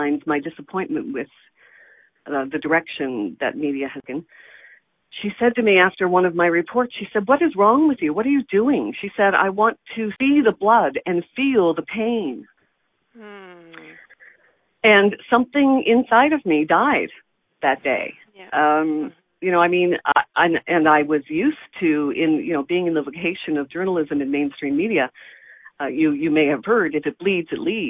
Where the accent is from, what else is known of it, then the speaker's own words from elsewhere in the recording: Nova Scotia, Canada; moved away; also born or lived in Toronto; I'm from Nova Scotia